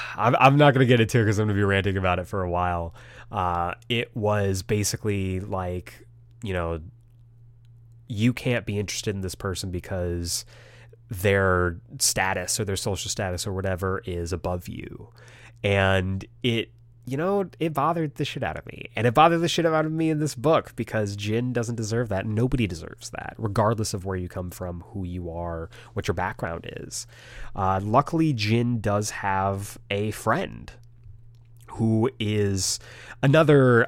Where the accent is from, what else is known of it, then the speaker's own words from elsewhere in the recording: United States; I was very uh, ashamed of being Asian American when I was a kid